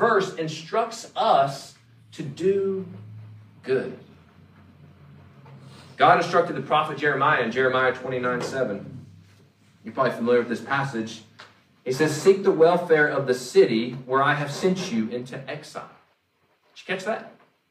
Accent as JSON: {"language": "English", "town": "Mooresville", "region": "North Carolina", "country": "United States", "tie": "born or raised there", "moved": "yes", "said": "I grew up in Race City, USA"}